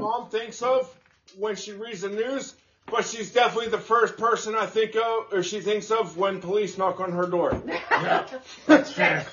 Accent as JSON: {"language": "English", "town": "Houston", "region": "Texas", "country": "United States", "tie": "born or raised there", "said": "growing up in Houston"}